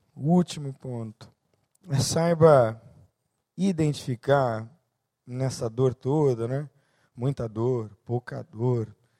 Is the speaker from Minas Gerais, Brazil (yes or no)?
no; São Paulo, Brazil; Sou nascido em São Paulo, então, numa selva de cinquenta cariocas, eu era o único paulista